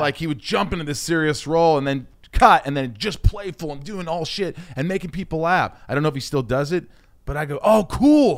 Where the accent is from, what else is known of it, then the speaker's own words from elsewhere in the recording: southern Indiana, United States; also born or lived in Oceanside, New York / Connecticut; I really grew up in Indiana from the time I was eight